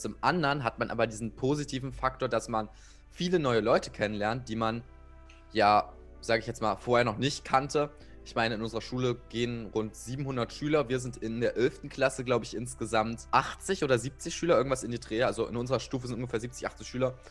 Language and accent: German; Saxony-Anhalt, Germany; bei uns in Sachsen-Anhalt